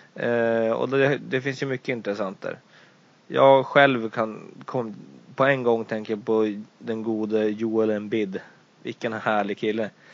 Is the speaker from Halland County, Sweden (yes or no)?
no; Luleå, Norrbotten County, Sweden; vi är ju alla från Luleå